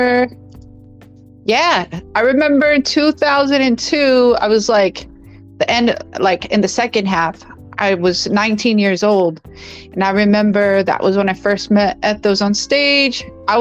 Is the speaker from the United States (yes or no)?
yes; Bell Gardens, California, United States; first language English; also born or lived in Whittier, California; I was born in Bell Gardens, BG, Bell Gardens, California, on Astoria Street